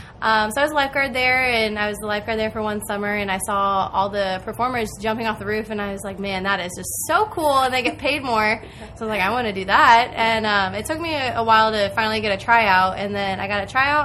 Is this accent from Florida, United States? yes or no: yes; New Port Richey, Florida, United States; I am from Newport Richey, Florida